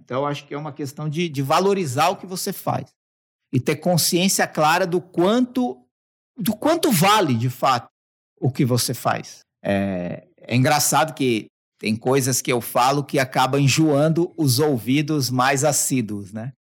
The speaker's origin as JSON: {"language": "Portuguese", "town": "Mauá", "region": "São Paulo", "country": "Brazil", "tie": "born or raised there", "said": "eu sou da periferia braba. É, quem, quem não conhece, procura depois Jardim Zaira Mauá. Você vai descobrir onde eu nasci"}